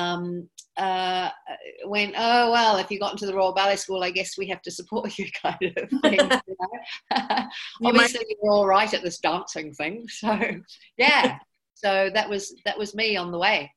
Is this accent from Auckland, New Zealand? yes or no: yes; Auckland, New Zealand; moved away; I grew up in Auckland, New Zealand. We came over to New Zealand when I was 5